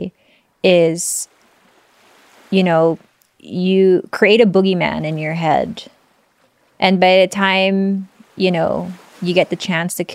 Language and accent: English; Philippines; I'm Filipino.